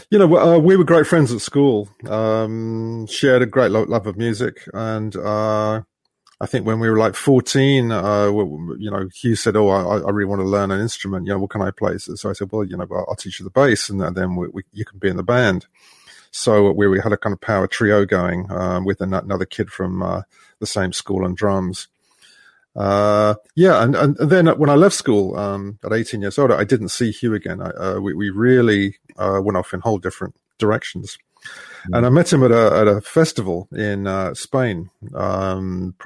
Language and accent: English; London, United Kingdom; growing up in London